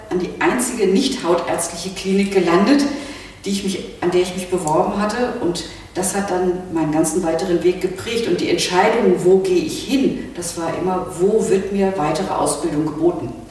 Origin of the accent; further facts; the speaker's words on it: West Germany, Germany; ich bin ja nun im Westen groß geworden